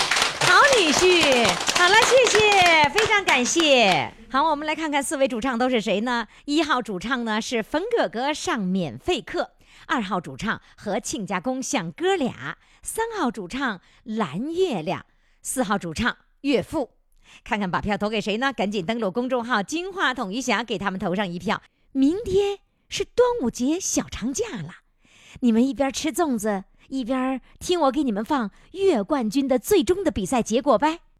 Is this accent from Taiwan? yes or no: no; Northeast China, China; accent: Northeastern Mandarin; 就是用我们东北话是不着家的